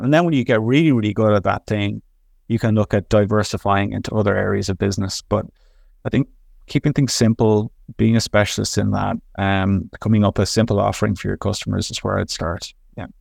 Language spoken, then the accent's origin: English; Dublin, Leinster, Ireland; now in Montreal, Canada; I'm originally from Dublin, Ireland, um, work in Montreal, Canada.